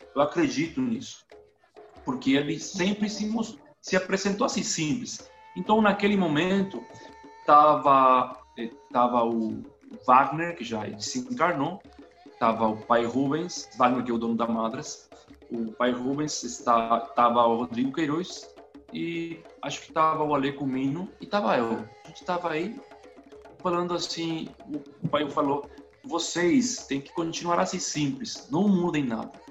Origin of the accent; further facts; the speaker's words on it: Paraguay; Portuguese is a second language; also born or lived in Brazil; eu moro no Paraguai, eu sou paraguaio, eu falo espanhol, sotaque, assim, todo dia espanhol.